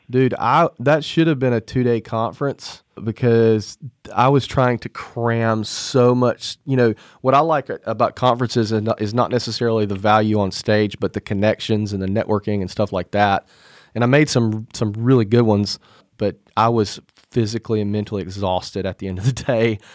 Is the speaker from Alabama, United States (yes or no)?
yes; Mobile, Alabama, United States; my hometown, Mobile, Alabama